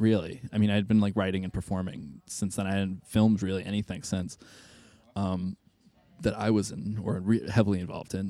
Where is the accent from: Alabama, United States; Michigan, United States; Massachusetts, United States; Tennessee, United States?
Massachusetts, United States; moved away as an adult; also born or lived in Boston; now in Chicago, United States; I'm from Massachusetts